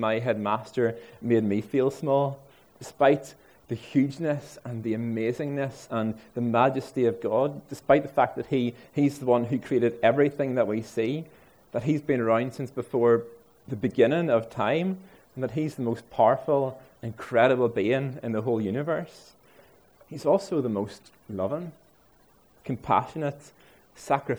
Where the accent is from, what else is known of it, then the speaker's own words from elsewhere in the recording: Ards, Northern Ireland, United Kingdom; I'm from Ards